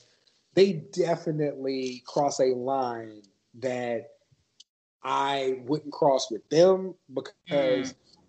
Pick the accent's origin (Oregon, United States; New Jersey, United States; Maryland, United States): Maryland, United States; born there; also born or lived in Wyoming; I was born on Andrews Air Force Base. That's where they park Air Force One. And my family was 15 minutes away out in the country.